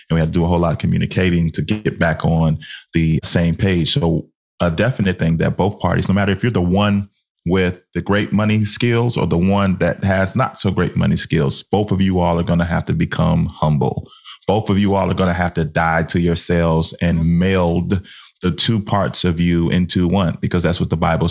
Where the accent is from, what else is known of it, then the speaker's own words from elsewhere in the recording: Chicago, Illinois, United States; we're from Chicago in the 90s